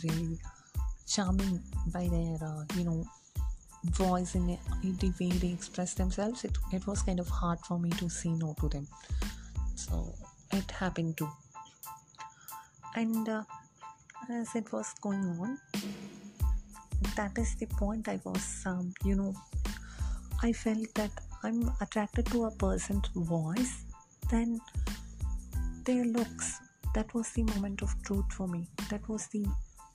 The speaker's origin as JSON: {"language": "English", "country": "India", "second_language": "English", "said": "as an Indian"}